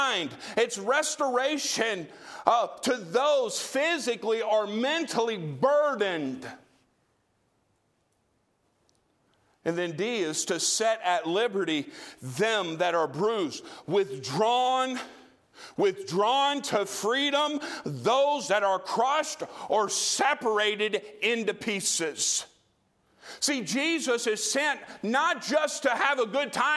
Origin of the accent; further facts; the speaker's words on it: Tennessee, United States; I come from Trailer Parkville, Tennessee.